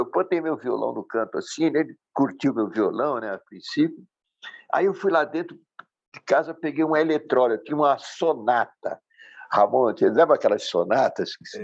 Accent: Santos, São Paulo, Brazil; Eu sou de Santos, natural de Santos

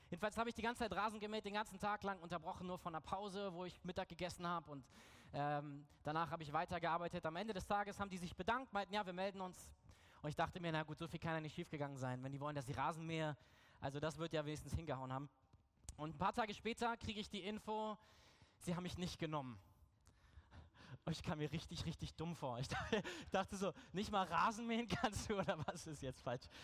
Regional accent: Berlin, Germany; Ich komme ja aus Berlin

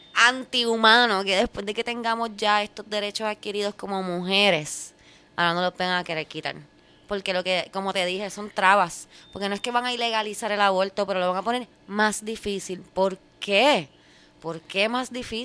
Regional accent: Puerto Rico; como puertorriqueños

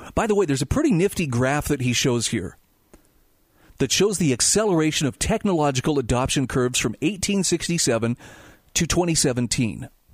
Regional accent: Utah, United States; my home state of Utah

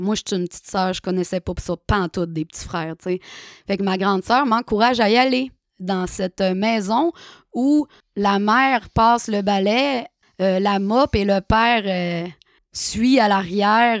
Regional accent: Chicoutimi, Quebec, Canada; je suis retournée euh, chez moi à Chicoutimi

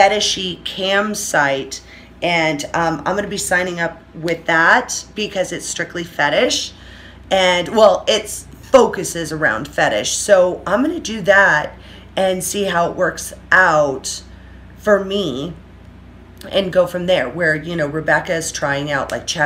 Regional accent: Orange County, California, United States; moved away as an adult; now in Las Vegas, United States; I have been born and raised, I'm spoiled rotten in Orange County, fucking California

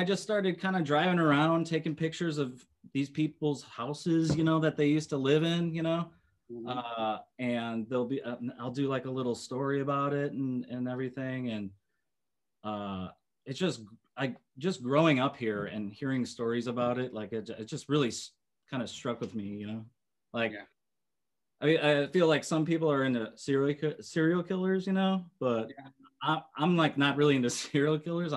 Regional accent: Chicago, Illinois, United States; as a Chicagoan

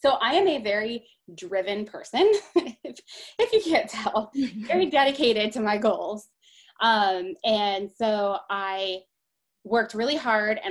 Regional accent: Columbus, Ohio, United States; I am from Columbus, Ohio. I've lived here almost my entire life, with the exception of 9 months that I was in photography school in Massachusetts

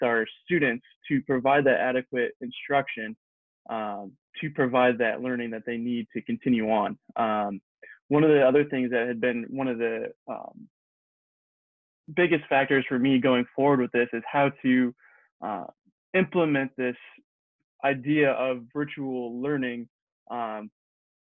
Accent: Pennsylvania, United States; I am from Pennsylvania

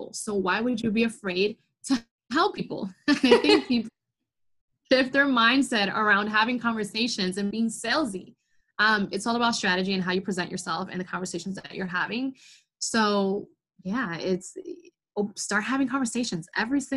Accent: New York, United States; I'm like from New York. So I have that like New York attitudes

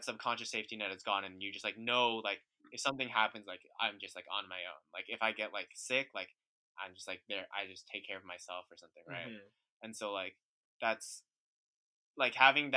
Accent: Bay Area, California, United States; also born or lived in New York; I grew up in the Bay Area, and then I went to school in the Bay Area

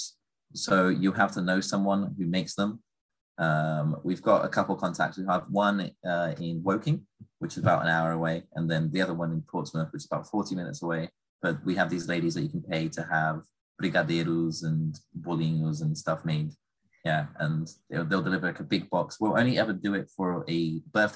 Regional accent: Goiânia, Goiás, Brazil; now in United Kingdom; we're from Goiás together. We're both Goiânia, born and raised.

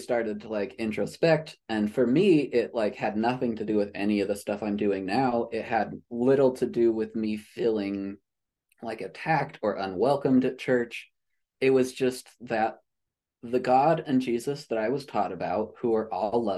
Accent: Utah, United States; I was born and raised in Utah

